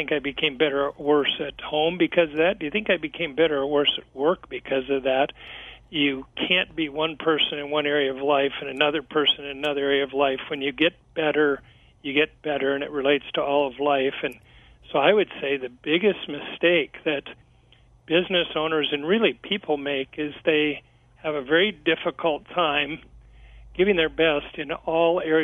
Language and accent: English; Kansas City, Missouri, United States; here in my hometown of Kansas City